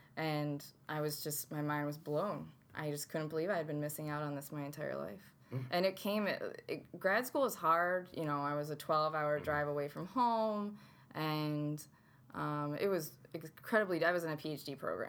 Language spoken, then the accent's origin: English; Rome, New York, United States; I am from Rome.